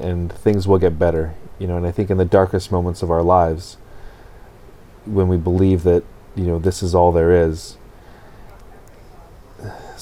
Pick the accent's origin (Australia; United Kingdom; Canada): Canada; West Coast Canada; as a Canadian, particularly a West Coast Canadian